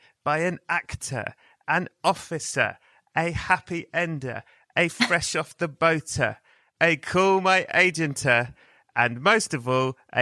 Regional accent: England, United Kingdom; I'm English

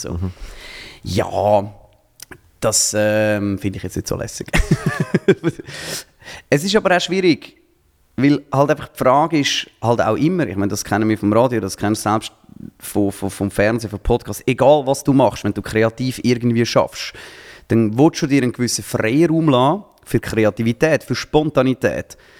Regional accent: Zurich, Switzerland; als Zürcher

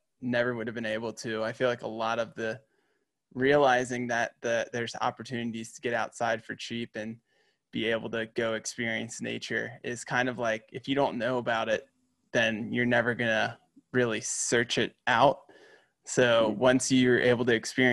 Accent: Midwest, United States; I grew up in the Midwest

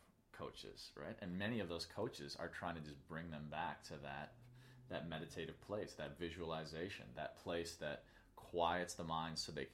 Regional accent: Chicago, Illinois, United States; I grew up in Chicago

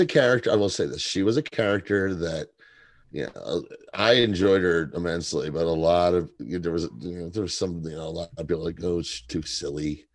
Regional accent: Kentucky, United States; moved away; I'm from Kentucky originally and have relatives

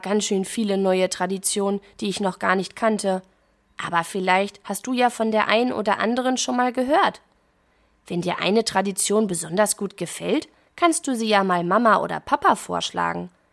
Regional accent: Germany; bei uns in Deutschland

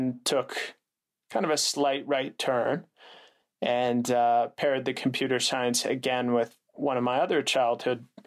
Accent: Calgary, Alberta, Canada; moved away as an adult; also born or lived in United States; I'm originally from Calgary, Alberta, Canada.

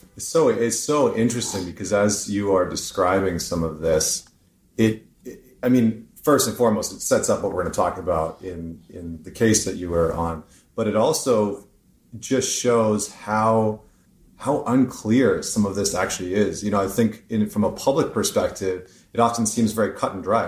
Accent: Canada; I'm Canadian

